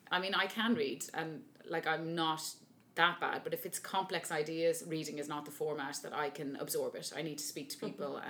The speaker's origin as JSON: {"language": "English", "town": "Dublin", "region": "Leinster", "country": "Ireland", "said": "I'm from Dublin, and I'm an opera singer"}